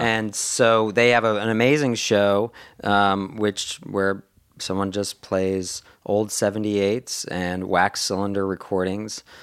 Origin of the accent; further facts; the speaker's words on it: Boston, Massachusetts, United States; I went to high school in the Boston area.